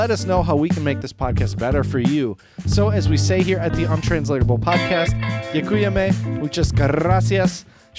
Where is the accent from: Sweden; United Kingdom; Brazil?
Brazil; I'm from Brazil.